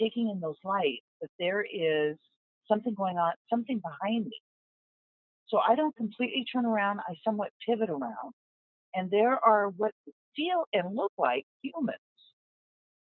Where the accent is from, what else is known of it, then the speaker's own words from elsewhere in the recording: Southwest, United States; moved away; I'm from the Southwest originally, from the desert.